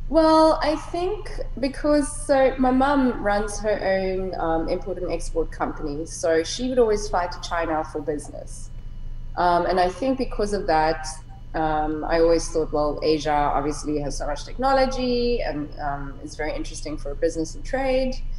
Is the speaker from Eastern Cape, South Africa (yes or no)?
no; Cape Town, Western Cape, South Africa; moved away as an adult; also born or lived in Korea; now in Hong Kong; I'm South African. I grew up in Cape Town